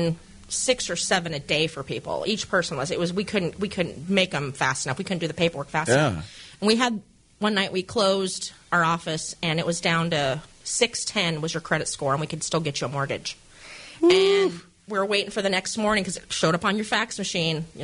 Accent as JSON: {"language": "English", "town": "Mesa", "region": "Arizona", "country": "United States", "tie": "born or raised there", "moved": "as an adult", "said": "I grew up in Arizona. I lived there for 32 years"}